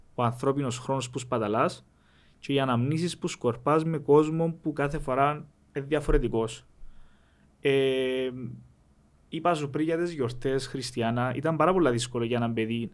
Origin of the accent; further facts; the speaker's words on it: Rizokarpaso, Famagusta District, Cyprus; όταν γεννηθήκαμε στο Ριζοκάρπα, όταν γεννηθήκαμε μετά τον πόλεμο